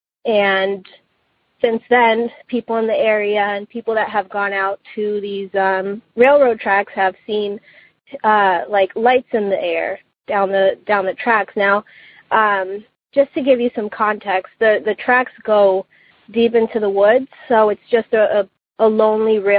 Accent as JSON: {"language": "English", "region": "New Jersey", "country": "United States", "tie": "born or raised there", "said": "growing up in New Jersey, there's always been a lot of urban legends"}